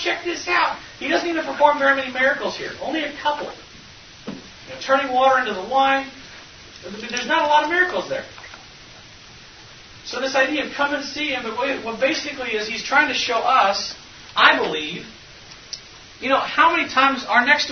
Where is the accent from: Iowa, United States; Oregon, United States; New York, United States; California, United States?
Iowa, United States; I'm from Iowa